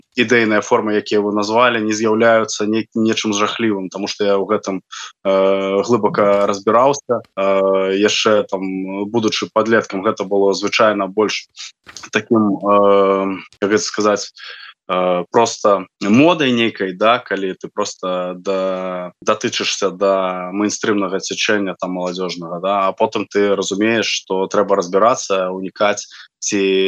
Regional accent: Belarus; мы беларусы

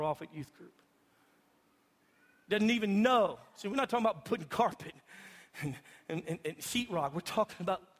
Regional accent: Louisiana, United States; moved away; I grew up in Louisiana

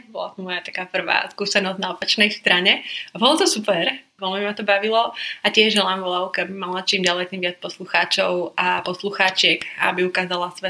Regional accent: Košice, Košice Region, Slovakia; also born or lived in London; Milujem Bratislavu, milujem Prahu, ale Košice sú domov. Vyrastala som tu a som rada

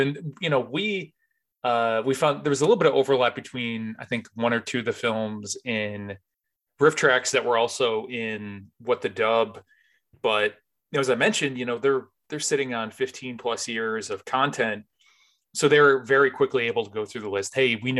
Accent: Northeast, United States; I grew up in the Northeast, but we used to have these, they weren't even like video.

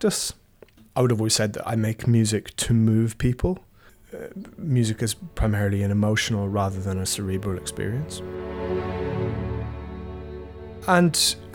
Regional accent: Ireland; being an Irish composer

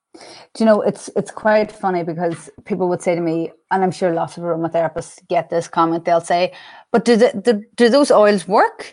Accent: Ireland; accent: Irish; moved away; I'm Irish, and the accent has never—it's mellowed over the years, but it's never going anywhere

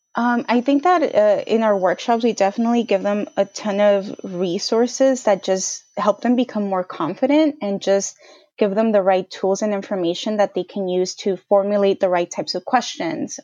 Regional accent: Bell Gardens, California, United States; also born or lived in Boston; was born and bra-, raised in L A, specifically Bell Gardens in Southeast L A.

